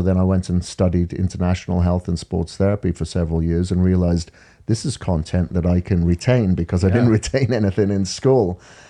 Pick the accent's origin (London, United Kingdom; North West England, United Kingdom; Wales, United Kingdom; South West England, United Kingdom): Wales, United Kingdom; I'm from Wales in the UK. Grew up on a farm over there.